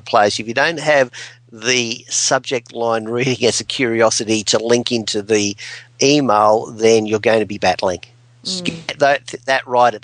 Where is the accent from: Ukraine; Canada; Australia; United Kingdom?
Australia; Adelaide, South Australia; Here I'm from Adelaide